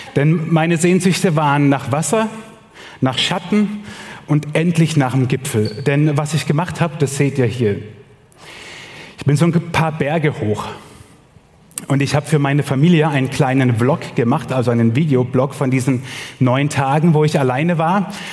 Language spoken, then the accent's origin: German; Germany; Bei uns in Deutschland